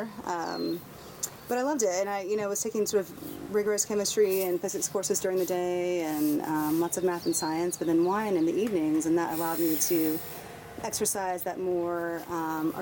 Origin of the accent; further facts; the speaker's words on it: Mississippi, United States; now in Oregon, United States; I grew up in Mississippi in a very small town